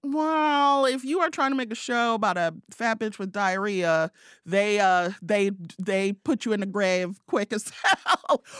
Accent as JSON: {"language": "English", "town": "Evanston", "region": "Illinois", "country": "United States", "tie": "born or raised there", "also_born_or_lived": "Chicago", "moved": "as an adult", "lives_now": "Kalamazoo, United States", "said": "I grew up in Evanston"}